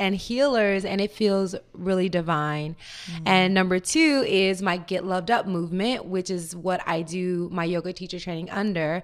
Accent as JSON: {"language": "English", "region": "Tennessee", "country": "United States", "tie": "born or raised there", "moved": "yes", "lives_now": "Marina del Rey, United States"}